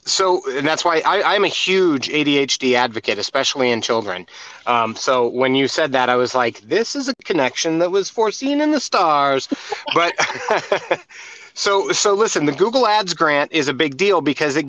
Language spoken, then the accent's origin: English; United States; I'm from America